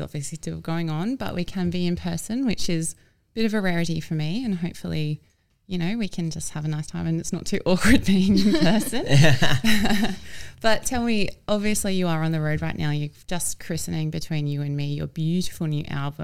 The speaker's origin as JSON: {"language": "English", "region": "Queensland", "country": "Australia", "moved": "yes", "lives_now": "Sydney, Australia", "said": "I'm a Queenslander in Sydney during winter"}